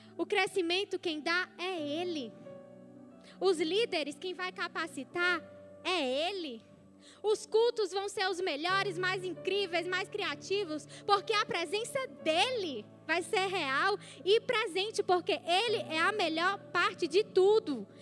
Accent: Ceará, Brazil; Nós somos cearenses

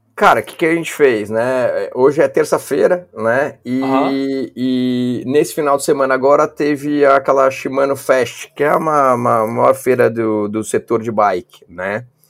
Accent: Brazil; como brasileiro

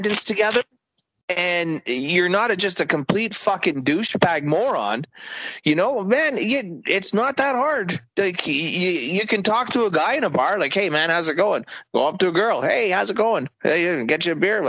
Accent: Canada; we're all Canadians

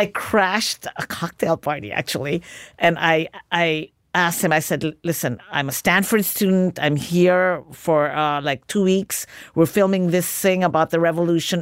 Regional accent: Philippines; moved away; Growing up in the Philippines.

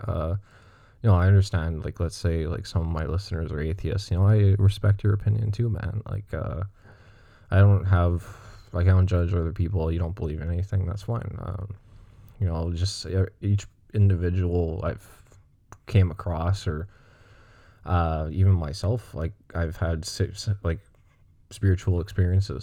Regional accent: Montreal, Quebec, Canada; I'm from, uh, Greenfield Park, Montreal. It's like the South Shore of Montreal, and, um, I'm English, but I mean, I speak French, too

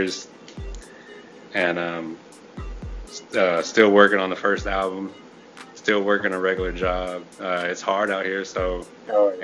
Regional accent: Houston, Texas, United States; also born or lived in Clear Lake; I was born and raised in Houston

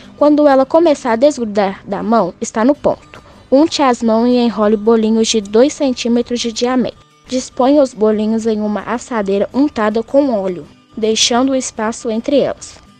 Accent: Minas Gerais, Brazil; como uma boa mineira

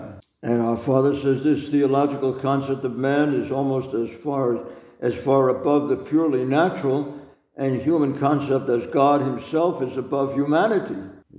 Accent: New York, United States; Well, because I'm a New Yorker, because I'm a big mouth, because I'm this way, I'm brash

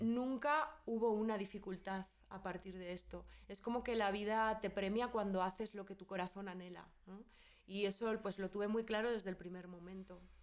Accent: Spain; moved away as an adult; soy española, ahí eh, viví casi toda mi vida

